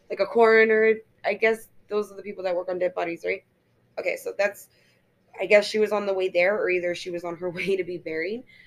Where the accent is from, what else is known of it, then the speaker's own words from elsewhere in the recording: Florida, United States; born and raised in Florida, and I've never even left the state of Florida